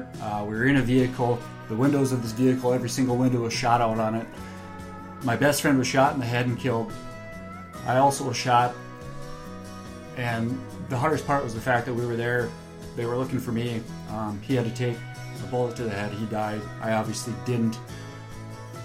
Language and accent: English; North Dakota, United States; Told him I was from North Dakota.